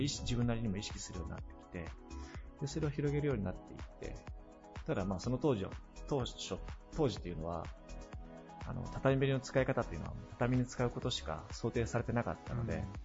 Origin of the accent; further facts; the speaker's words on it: Okayama, Japan; 大学卒業して地元に帰ってきたのが平成16年だったんですけれども